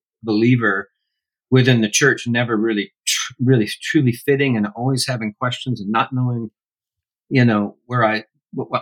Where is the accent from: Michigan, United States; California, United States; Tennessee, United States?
Michigan, United States; Grand Rapids; now in Franklin, United States; I went back and lived in my hometown of Grand Rapids a few years ago